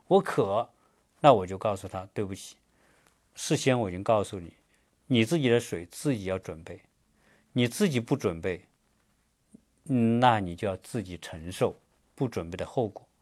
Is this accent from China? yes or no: yes; China; now in United States; 我们中国人